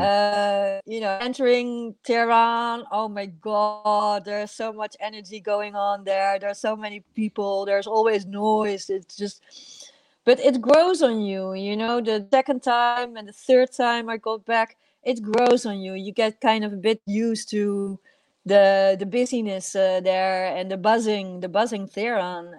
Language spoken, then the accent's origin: English; Netherlands; also born or lived in Iran; I'm Dutch